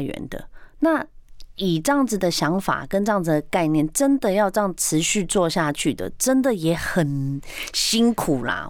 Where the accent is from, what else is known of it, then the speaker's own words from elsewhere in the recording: Taiwan; 我们台湾